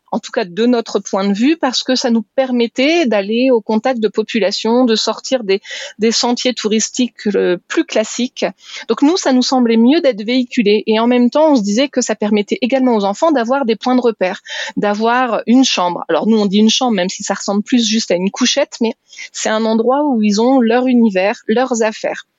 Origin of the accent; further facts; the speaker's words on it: France; moved away; on est français